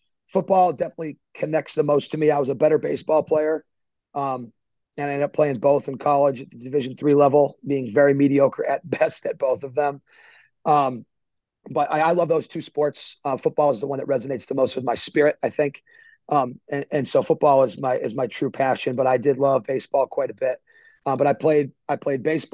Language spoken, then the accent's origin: English; Northbridge, Massachusetts, United States; moved away; I grew up in Northbridge, Massachusetts.